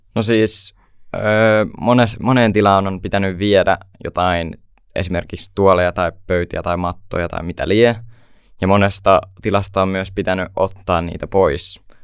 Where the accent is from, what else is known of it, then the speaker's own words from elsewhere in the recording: Hollola, Päijät-Häme, Finland; mä oon 16 vuotta ja tuun Hollolasta